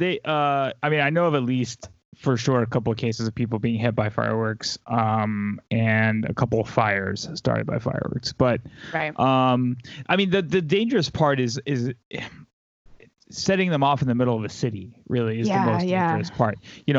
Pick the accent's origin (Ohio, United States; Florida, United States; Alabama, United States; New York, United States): Alabama, United States; my hometown in Alabama.